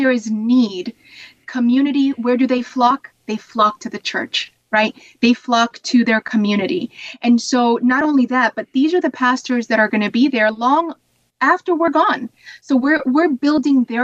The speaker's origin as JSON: {"language": "English", "region": "Ohio", "country": "United States", "tie": "born or raised there", "also_born_or_lived": "Puerto Rico", "said": "I'm from Puerto Rico, but I moved to Ohio and grew up in Ohio."}